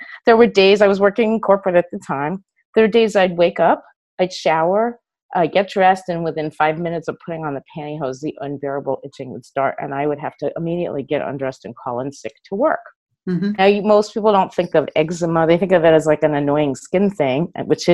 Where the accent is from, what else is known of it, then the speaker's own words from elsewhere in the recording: New York City, New York, United States; moved away as an adult; now in California, United States; I grew up in New York City, and I moved to California in the late 80s